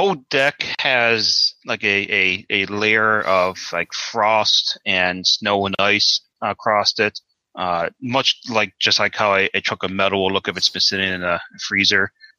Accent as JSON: {"language": "English", "region": "New England", "country": "United States", "said": "New England? I am."}